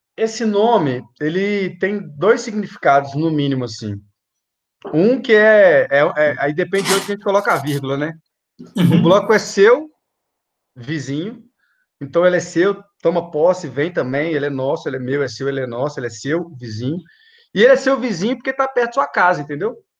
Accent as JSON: {"language": "Portuguese", "town": "Belo Horizonte", "region": "Minas Gerais", "country": "Brazil", "tie": "born or raised there", "said": "eu sou nascido e criado na aglomerada da Serra, na Vila Marsola"}